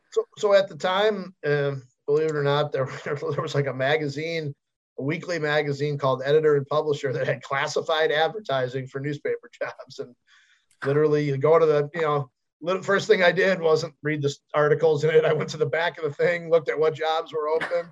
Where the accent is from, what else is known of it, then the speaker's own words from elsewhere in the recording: Chicago, Illinois, United States; I grew up in Chicago.